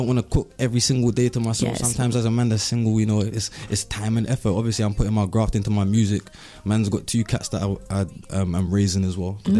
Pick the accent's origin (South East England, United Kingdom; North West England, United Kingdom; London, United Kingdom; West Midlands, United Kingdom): London, United Kingdom; Originally Clapham South. I grew up in Flinders Gardens.